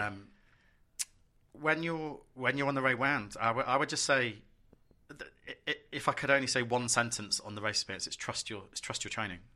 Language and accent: English; London, United Kingdom; I'm a Londoner